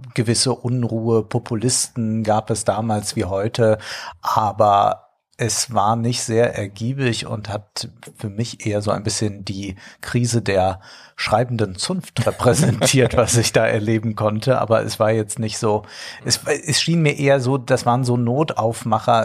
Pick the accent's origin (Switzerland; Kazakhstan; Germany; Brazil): Germany; Rhineland-Palatinate; Ich als Rheinland-Pfälzer